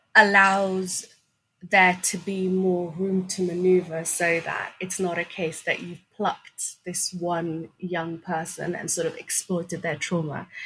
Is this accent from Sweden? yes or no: yes; Sweden; English is a second language; also born or lived in Somalia; we came as refugees from Somalia to, to Sweden when I was um, five, six years old